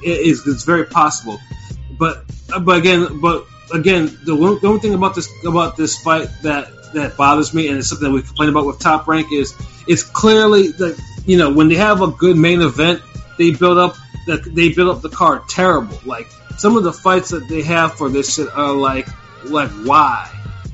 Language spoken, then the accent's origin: English; Australia; I mean, damn it, being Australian, you know, it just needs to be, it should be better.